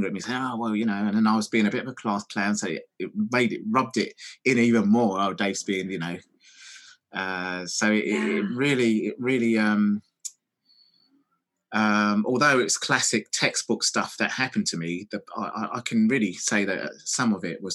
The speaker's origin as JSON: {"language": "English", "region": "London", "country": "United Kingdom", "tie": "born or raised there", "said": "I was born in an area called Stoke Newington in London"}